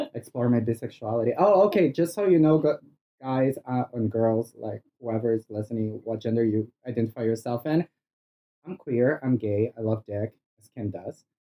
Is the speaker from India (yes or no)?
no; Brazil; English is a second language; moved away; I'm originally from Brazil.